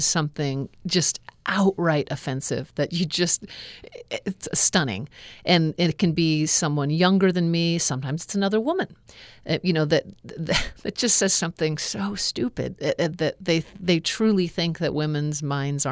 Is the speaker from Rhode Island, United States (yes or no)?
no; Alaska, United States; growing up in Alaska